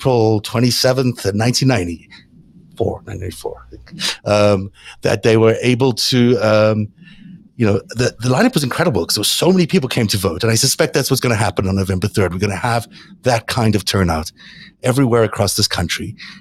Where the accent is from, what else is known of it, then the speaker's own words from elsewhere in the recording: South Africa; I grew up in South Africa